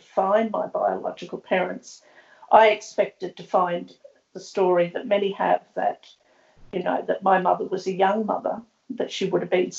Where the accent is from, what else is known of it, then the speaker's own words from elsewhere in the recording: Brisbane, Queensland, Australia; I was born in 1953 in Brisbane at the beginnings of the forced adoption era, when practices really started to ramp up and increase. I grew up in a working class family here